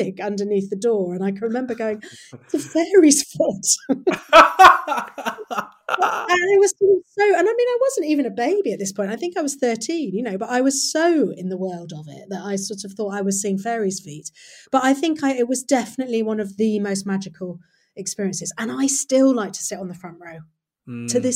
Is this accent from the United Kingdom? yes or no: yes; Nottingham, East Midlands, United Kingdom; I grew up in Nottingham